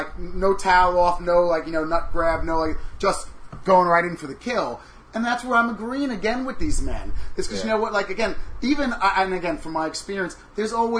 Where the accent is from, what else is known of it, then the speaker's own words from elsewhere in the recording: Long Island, New York, United States; now in New York City, United States; I'm from Long Island originally